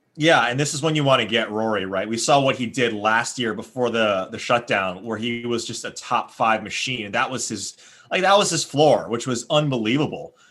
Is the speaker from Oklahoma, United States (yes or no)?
no; Hawaii, United States; moved away; growing up in Hawaii